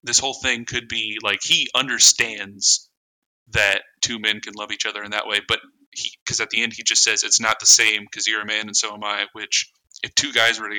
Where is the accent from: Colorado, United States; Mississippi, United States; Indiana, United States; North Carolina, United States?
Indiana, United States; we're from Indiana